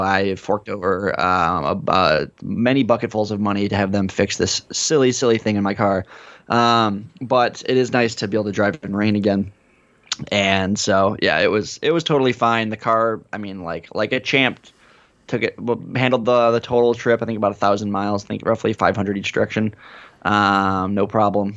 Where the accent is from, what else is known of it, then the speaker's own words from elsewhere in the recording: United States; as an American